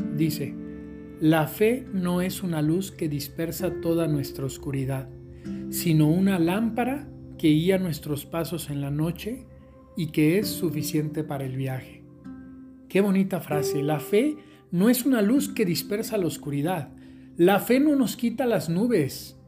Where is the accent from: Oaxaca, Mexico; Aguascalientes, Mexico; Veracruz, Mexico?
Aguascalientes, Mexico; les mando un saludo desde Aguascalientes, mi tierra, aquí en México